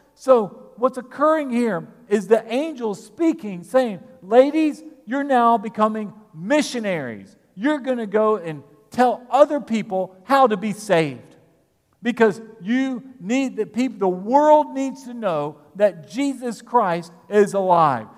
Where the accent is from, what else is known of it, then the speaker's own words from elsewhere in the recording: United States; We are here in America and as American citizens